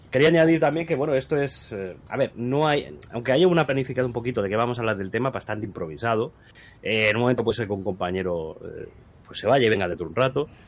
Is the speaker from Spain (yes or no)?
yes; Spain; se intentará los domingos por la tarde, después de la siesta como buen español.